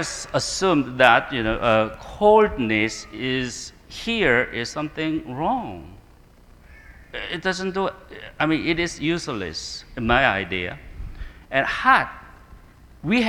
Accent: South Korea; I'm coming from Korean culture

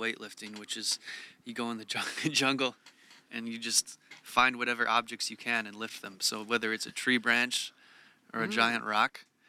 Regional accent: Goshen, Indiana, United States; also born or lived in Chicago / Bloomington, Indiana; now in Los Angeles, United States; I'm from Indiana

